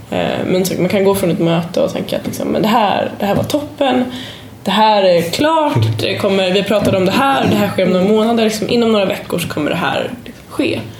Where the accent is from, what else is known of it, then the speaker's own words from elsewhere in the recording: Sweden; vi är jätteduktiga man kan komma lite, lite kaxigt och tycka och kolla vad bra vi är och vi är svenskar och det är fantastiskt.